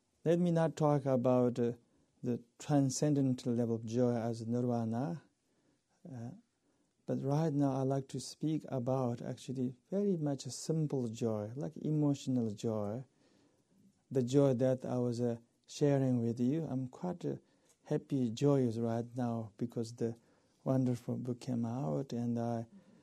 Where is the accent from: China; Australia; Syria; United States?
China; eastern Tibet; moved away; my culture is a tea culture. We all are worshippers of tea in Eastern Tibet